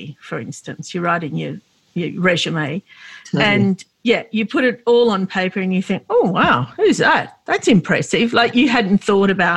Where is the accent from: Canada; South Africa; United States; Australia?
Australia; I was born and raised here